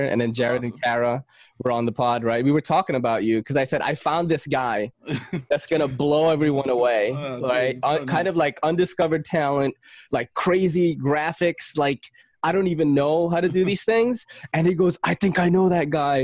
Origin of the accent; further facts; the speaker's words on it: Philippines; moved away; I'm from the Philippines